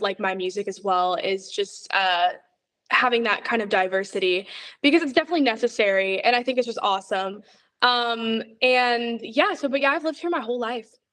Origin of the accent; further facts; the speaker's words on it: Atlanta, Georgia, United States; also born or lived in Florida; I've lived here in Atlanta since I was about like four years old